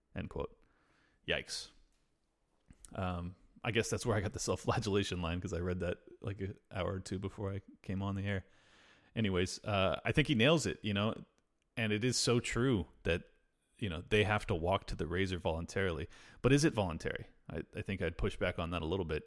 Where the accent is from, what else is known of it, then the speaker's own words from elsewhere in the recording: United States; I'm extremely American, and I'm super white